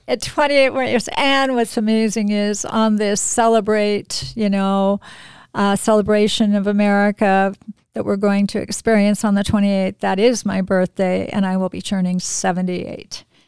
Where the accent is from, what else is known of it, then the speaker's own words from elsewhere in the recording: Spokane, Washington, United States; I grew up in Spokane